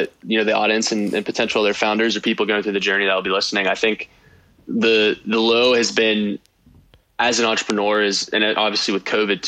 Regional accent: Weirton, West Virginia, United States; also born or lived in Morgantown, West Virginia; I grew up in Weirton, West Virginia.

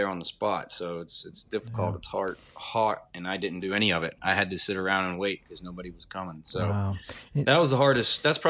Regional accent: Wheeling, West Virginia, United States; I was born in Wheeling, born and raised here, went to school here and everything.

